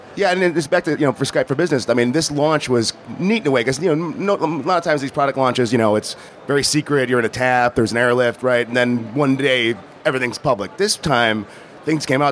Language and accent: English; Chicago, Illinois, United States; I'm from Chicago